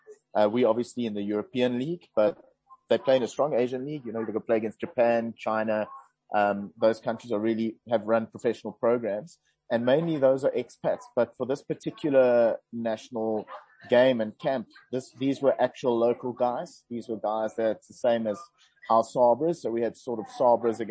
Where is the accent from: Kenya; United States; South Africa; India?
South Africa; growing up in South Africa, coaching rugby here for the last 20 years